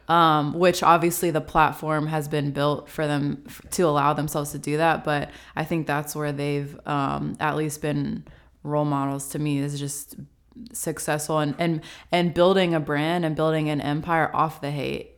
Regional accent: Franklin, United States; moved away as an adult; also born or lived in Chattanooga; now in Atlanta, United States; I am originally from Franklin

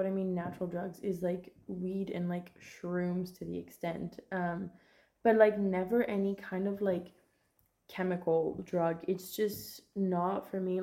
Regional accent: France; moved away as an adult; now in Galway, Ireland; where I'm from in France

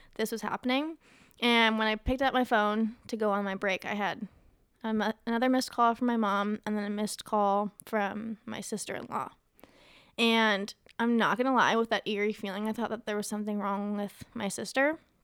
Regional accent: Ohio, United States; moved away; also born or lived in Las Vegas; I'm from Ohio, and at the time I was living in Las Vegas

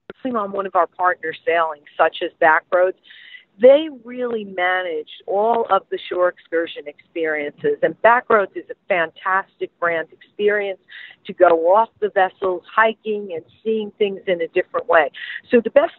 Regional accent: United States; I am an American that is not fluent in French

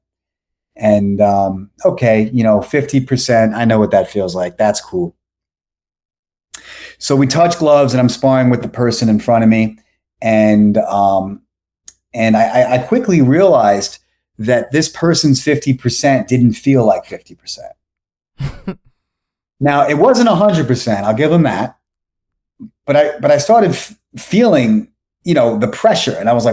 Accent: New York, United States; moved away as an adult; also born or lived in Boca Raton, Florida; now in Florida, United States; I'm from America. I'm American, from New York

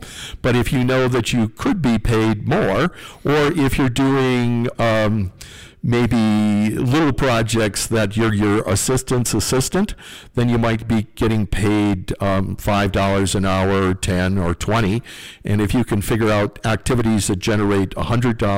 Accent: North Dakota, United States; growing up on the farm

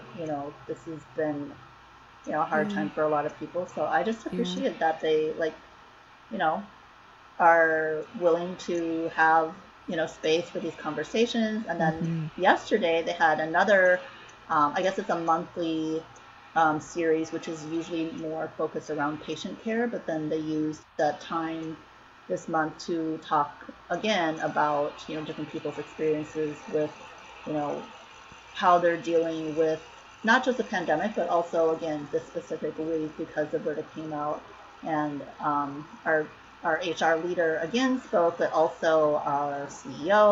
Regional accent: Minnesota, United States; moved away as an adult; also born or lived in Long Beach, California; now in San Francisco Bay Area, United States; I moved there from Minnesota, where I grew up

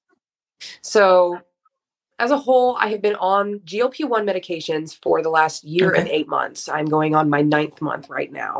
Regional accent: Fort Wayne, Indiana, United States; I'm 31 years old and I am from Fort Wayne, Indiana.

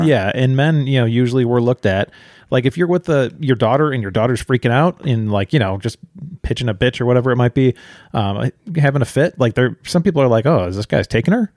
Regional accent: near Chicago, Illinois, United States; we grew up near Chicago

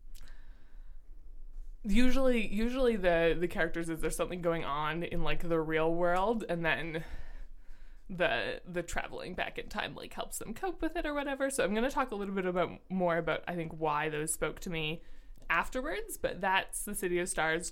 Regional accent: Ontario, Canada; we are both from Canada and living in Canada currently

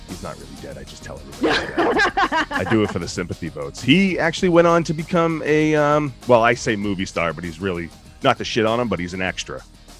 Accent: Boston, Massachusetts, United States; We're both from Boston.

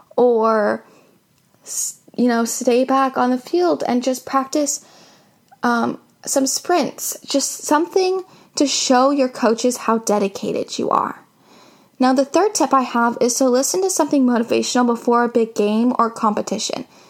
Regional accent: Seattle, Washington, United States

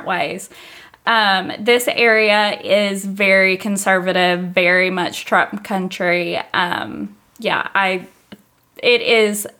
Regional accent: Barbourville, Kentucky, United States; accent: Southern drawl; I am from Knox County, Kentucky, southeastern Kentucky, very close to where you're from.

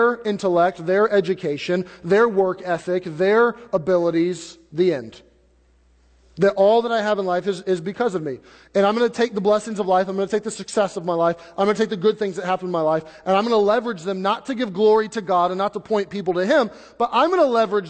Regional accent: United States; where we've been born and we're American citizens

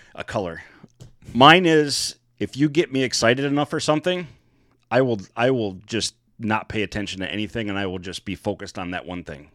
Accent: Michigan, United States; We are from Michigan

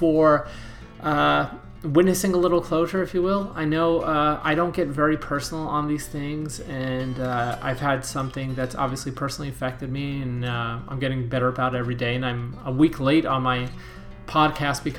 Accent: East Coast, United States; now in San Clemente, United States; I'm from the East Coast and I'm going to have East Coast pride, even though I'm not from Florida

